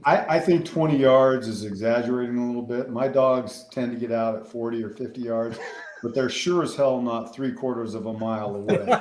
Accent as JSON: {"language": "English", "town": "Denver", "region": "Colorado", "country": "United States", "tie": "born or raised there", "moved": "as an adult", "lives_now": "Western Kansas, United States", "said": "I grew up in the Denver metro area"}